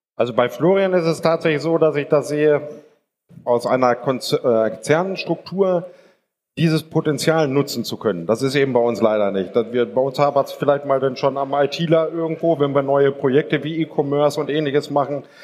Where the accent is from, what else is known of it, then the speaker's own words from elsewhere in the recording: Germany; wir sind Deutsche